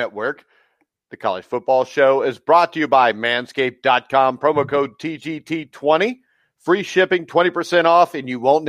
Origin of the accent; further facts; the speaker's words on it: Indiana, United States; I'm from Indiana